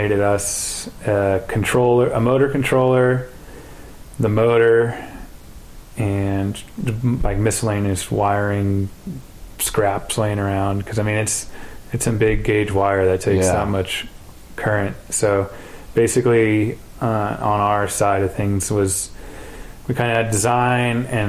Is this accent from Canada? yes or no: no; Northern California, United States; I grew up in NorCal